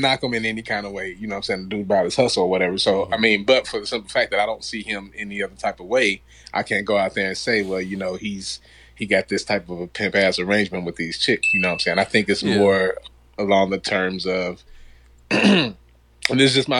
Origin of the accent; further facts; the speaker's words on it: Milwaukee, Wisconsin, United States; also born or lived in California / Hawaii; now in Los Angeles, United States; I'm originally from Milwaukee.